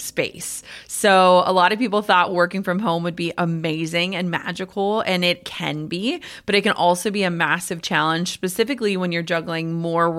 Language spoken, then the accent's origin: English; Midwest, United States; I'm a Midwesterner